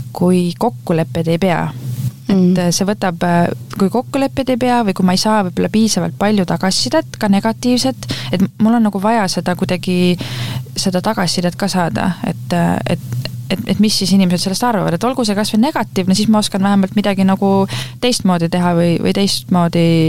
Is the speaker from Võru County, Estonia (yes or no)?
no; Rapla, Rapla County, Estonia; ma olen äh, Raplast pärit, ma olen eluaeg Raplas elanud